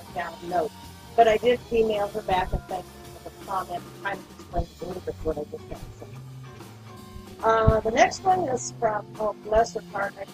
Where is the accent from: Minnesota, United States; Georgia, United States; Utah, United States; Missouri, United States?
Minnesota, United States; Apple Valley; Uh, yep, I'm from Apple Valley too, but it's not in California.